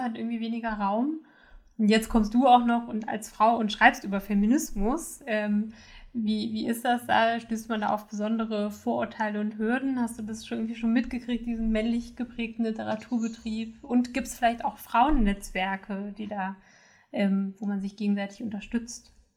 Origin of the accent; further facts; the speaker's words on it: Saxony-Anhalt, Germany; moved away; ich komme ursprünglich aus Sachsen-Anhalt